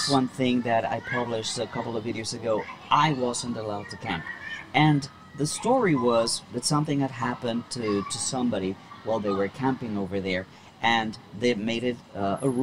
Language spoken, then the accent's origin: English; Colombia; now in China; I'm from Colombia.